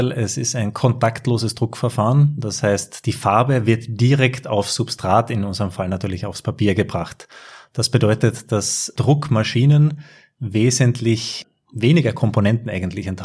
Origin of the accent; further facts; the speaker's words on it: Carinthia, Austria; Ich stamme aus Kärnten